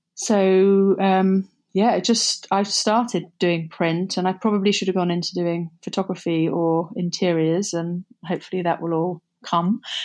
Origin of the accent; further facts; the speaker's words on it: Somerset, South West England, United Kingdom; moved away; also born or lived in London; Growing up in Somerset was um, bucolic. It was, uh, we were, grew up in the middle of nowhere on a, a cider farm overlooking the Somerset levels.